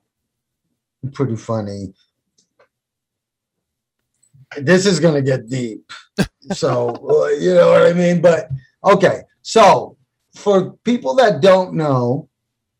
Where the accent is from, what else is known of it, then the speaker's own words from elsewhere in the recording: New York City, New York, United States; I grew up in the South Bronx